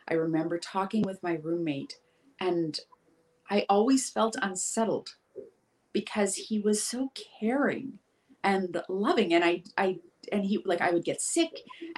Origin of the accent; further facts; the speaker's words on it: Vancouver Island, Pacific Northwest, British Columbia, Canada; I grew up in this town. I moved back to my hometown after traveling the world for a number of years